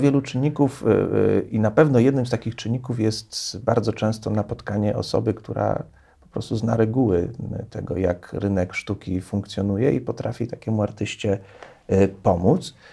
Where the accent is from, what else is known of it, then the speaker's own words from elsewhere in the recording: Poznań, Greater Poland, Poland; ja z Poznania